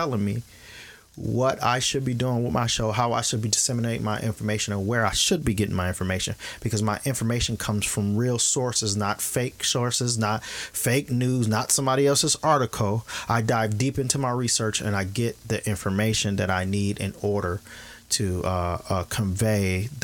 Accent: Kenosha, Wisconsin, United States; Kenosha is my hometown. I went to high school there.

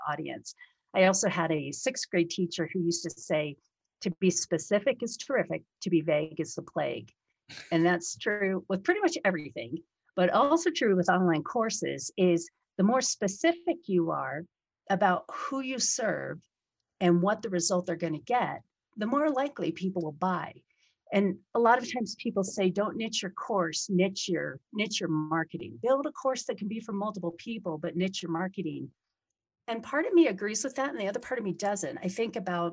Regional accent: Detroit, Michigan, United States; now in Colorado, United States; we're from almost very close to each other in Detroit when I was very young

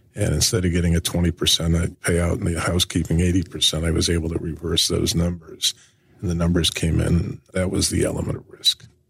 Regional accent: Brookline, Massachusetts, United States; moved away; also born or lived in Akron, Ohio / New York City; I was born in Akron, Ohio, grew up in uh, Brookline, Massachusetts

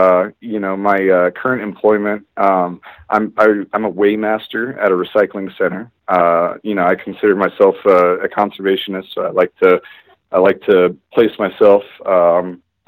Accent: Laguna Beach, California, United States; now in Colorado, United States; Originally, I'm from Laguna Beach, California, which is Orange County, the Orange County area

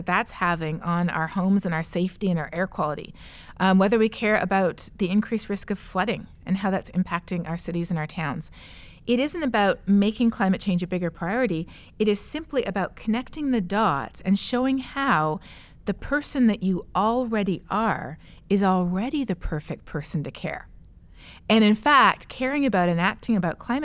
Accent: Toronto, Ontario, Canada; moved away as an adult; also born or lived in Colombia; now in Texas, United States; growing up in Toronto, we actually lived in Colombia for part of the time. My parents were missionaries in Colombia as well.

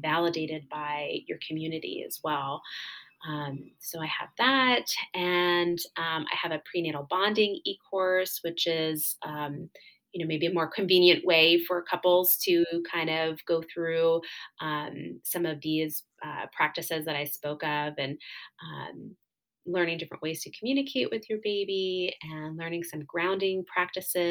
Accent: New Jersey, United States; moved away as an adult; I'm originally from New Jersey. That's where all of my family is

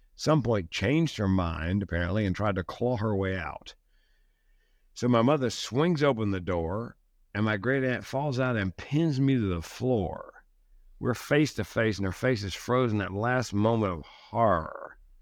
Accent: the South, United States; That's the way I was raised in the South.

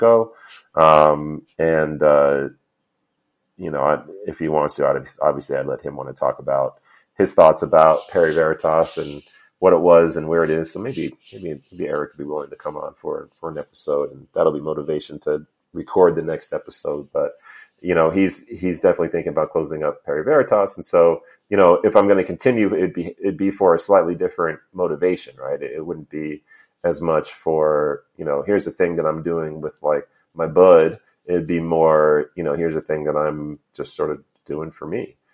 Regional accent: New York, United States; also born or lived in Missouri; now in San Diego, United States; Most of my formative years, I grew up in New York

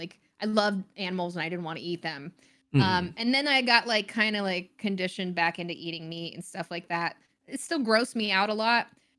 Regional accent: the South, United States; I grew up in the South, so there's tons of barbecue and stuff and you know, I everybody around me is eating meat.

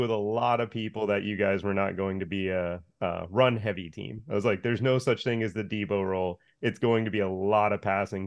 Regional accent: Coconut Creek, Florida, United States; also born or lived in Pompano Beach; in Pompano Beach, I grew up in Coconut Creek.

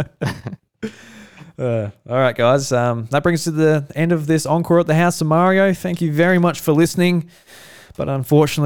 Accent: Australia; we're Australian

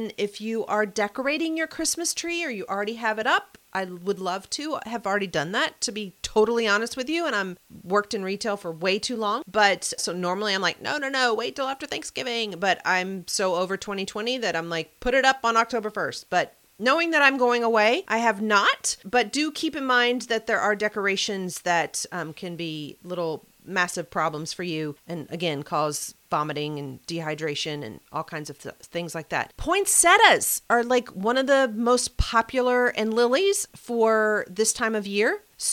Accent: the South, United States; I don't know if it's because I'm from the South or what

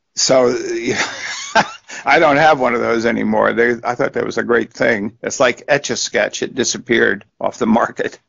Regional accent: New Jersey, United States; moved away; I grew up in New Jersey. You know, that's where I was from.

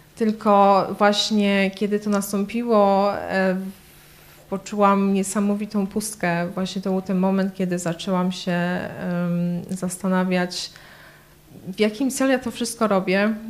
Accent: Poland; moved away as an adult; also born or lived in Kraków / Łódź / Warsaw; now in London, United Kingdom; Pochodzę z małej miejscowości między Krakowem a Katowicami

